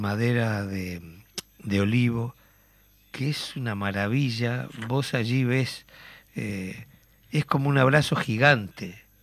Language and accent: Spanish; Uruguay; como uruguayo, como oriental